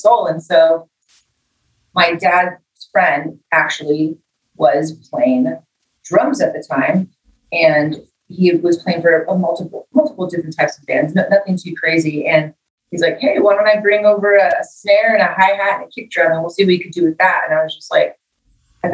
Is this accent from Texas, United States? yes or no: no; Los Angeles, California, United States; I grew up in East LA, you know, was kind of a rough neighborhood that I grew up